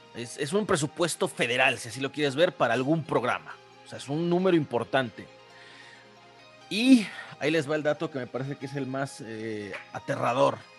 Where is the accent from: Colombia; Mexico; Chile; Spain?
Mexico; State of Mexico; yo soy del Estado de México